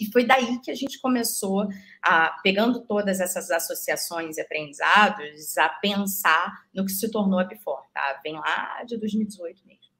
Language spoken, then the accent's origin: Portuguese; Rio de Janeiro, Brazil; moved away as an adult; now in São Paulo, Brazil; sou carioca louca por praia